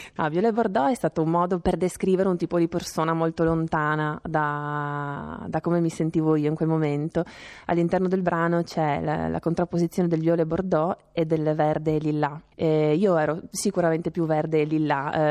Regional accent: Trieste, Friuli-Venezia Giulia, Italy; moved away as an adult; now in Rome, Italy; io sono di Trieste, quindi mi sono trasferita a Roma

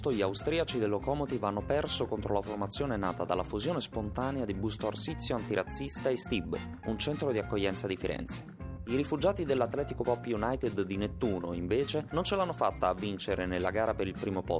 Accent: Senegal; Italian is a second language; now in Italy; Siamo insieme eh, dal Senegal. Io vengo dal Senegal anche lui

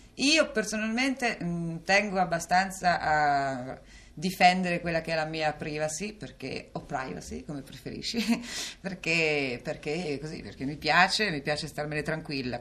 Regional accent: Calabria, Italy; also born or lived in Rome; now in Milan, Italy; Calabria dove sono nata c'è mia zia che possiede due case, una a Reggio Calabria e una a Bagnara

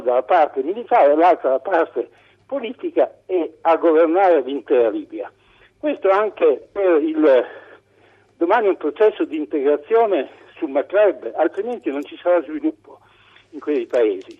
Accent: Bologna, Emilia-Romagna, Italy; sono del tutto da Bologna, mm. sono bolognese, ma anche sono in Toscana in questo momento

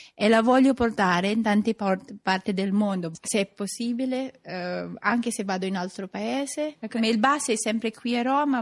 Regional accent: Philippines; Italian is a second language; now in Rome, Italy; quando dico che sono filippina

